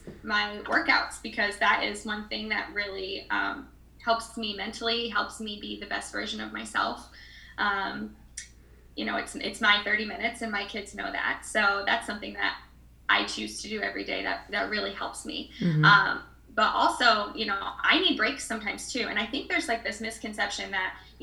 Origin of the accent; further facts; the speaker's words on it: Iowa, United States; moved away as an adult; now in California, United States; I am originally from Iowa